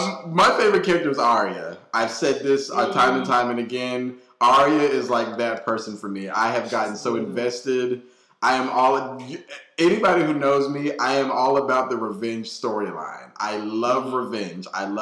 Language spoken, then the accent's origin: English; California, United States; I came from California where it's summer year round, basically.